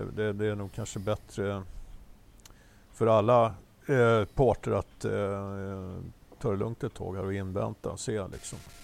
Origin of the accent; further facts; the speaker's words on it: Sweden; vi, som svenskar